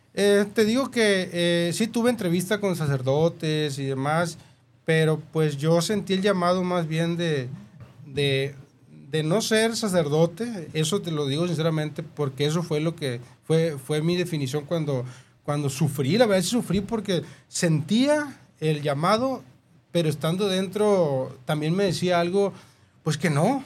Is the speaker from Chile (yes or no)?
no; Guasave, Sinaloa, Mexico; accent: norteño; yo soy originario de San Rafael, Guasave, Sinaloa